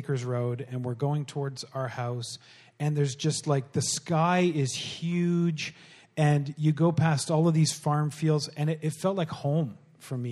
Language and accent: English; Pembroke, Ontario, Canada; moved away; also born or lived in Bowmanville; I grew up in Pembroke